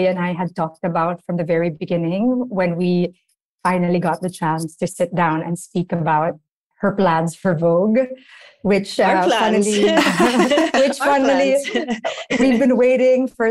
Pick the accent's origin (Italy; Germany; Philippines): Philippines; You feel it as a Filipino